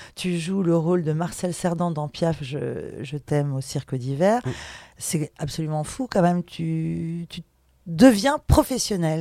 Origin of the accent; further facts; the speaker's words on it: France; chez nous, en France